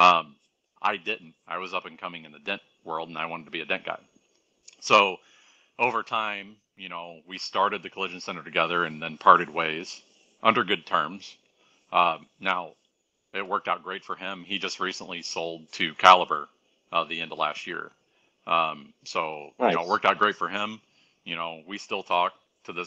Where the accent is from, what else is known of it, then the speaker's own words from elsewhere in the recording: Orlando, Florida, United States; now in St. Louis, United States; I'm from Orlando, born and raised.